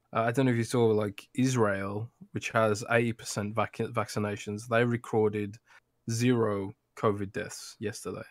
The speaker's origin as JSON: {"language": "English", "region": "London", "country": "United Kingdom", "tie": "born or raised there"}